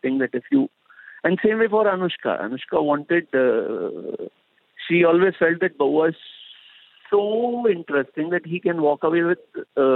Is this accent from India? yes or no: yes; India; as an Indian